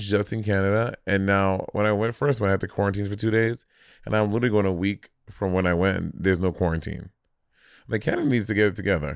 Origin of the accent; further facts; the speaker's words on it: New York City, New York, United States; moved away; as a New Yorker